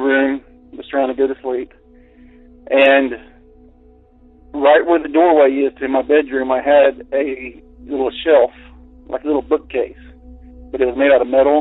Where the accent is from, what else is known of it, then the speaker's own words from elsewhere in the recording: Central Florida, United States; I grew up in Central Florida in rural areas